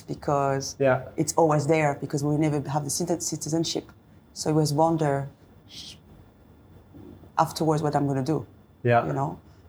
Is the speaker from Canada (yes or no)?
no; next to Switzerland, eastern France, France; English is a second language; moved away as an adult; also born or lived in Paris, France; now in Dubai, United Arab Emirates; I'm from east of France, next to Switzerland.